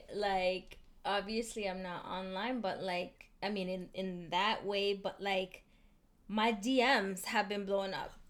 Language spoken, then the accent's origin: English; Memphis, Tennessee, United States; I'm from Memphis.